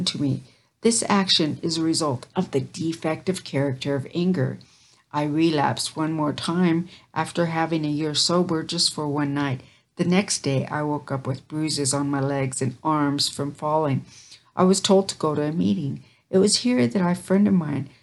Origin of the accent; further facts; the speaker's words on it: Caldwell, Idaho, United States; I was raised in the Caldwell labor camp, about 4 miles outside the town of Caldwell, Idaho